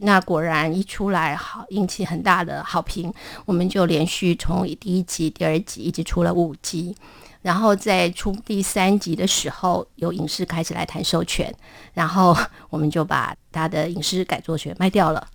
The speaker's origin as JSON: {"language": "Chinese", "country": "Taiwan", "said": "我们台语，因为我是闽南人"}